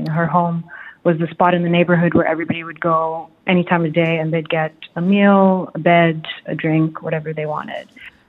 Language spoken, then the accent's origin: English; Nairobi, Kenya; now in Dubai, United Arab Emirates; But we grew up in Nairobi, we're Kenyan, and Dubai's also been home for many years, and you know, lots of travels led us back here as adults.